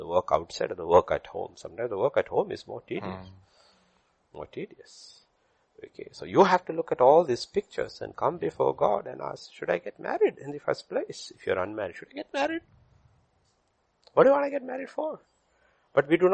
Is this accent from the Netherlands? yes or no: no; South India, India; I'm Indian, absolutely Indian. I'm from South India.